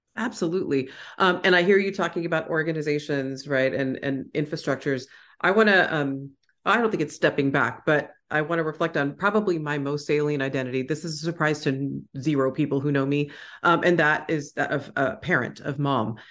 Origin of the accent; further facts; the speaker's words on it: Houston, Texas, United States; I grew up in Houston, Texas